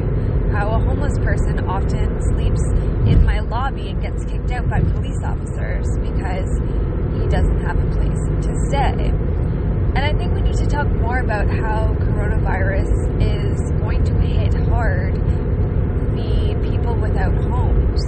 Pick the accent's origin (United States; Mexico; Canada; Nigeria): Canada; I didn't earn being a Canadian